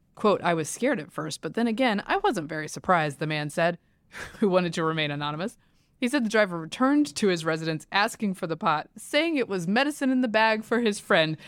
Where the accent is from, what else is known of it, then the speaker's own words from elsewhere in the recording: the South, United States; I'm from the South